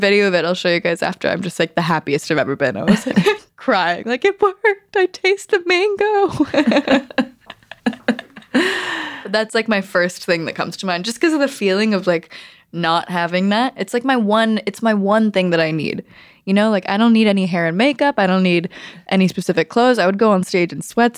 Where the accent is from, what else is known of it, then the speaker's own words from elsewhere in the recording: Los Angeles, California, United States; growing up in Los Angeles with my family